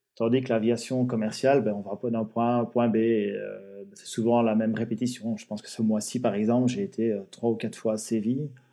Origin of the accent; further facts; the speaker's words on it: Belgium; je suis belge